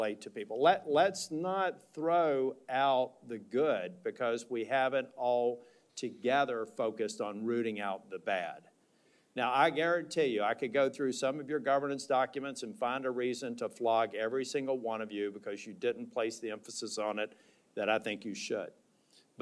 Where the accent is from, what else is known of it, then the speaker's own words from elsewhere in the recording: North Carolina, United States; my hometown down in North Carolina